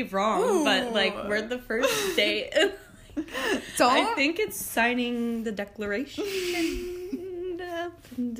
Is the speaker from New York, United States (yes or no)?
no; Wilmington, Delaware, United States; moved away as an adult; also born or lived in Philadelphia; now in Pittsburgh, United States; I grew up in Delaware, the good old city of Wilmington, until I was like 17. Went to school in Delaware